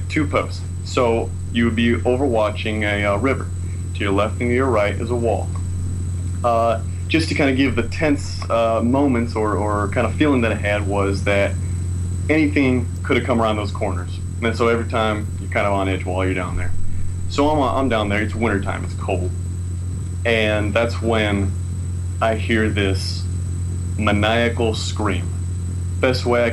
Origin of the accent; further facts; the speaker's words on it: San Diego, California, United States; San Diego, California.